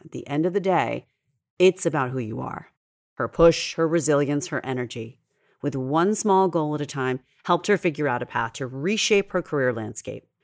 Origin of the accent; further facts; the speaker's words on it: New York, United States; I'm a New Yorker and we are at our core a fast paced breed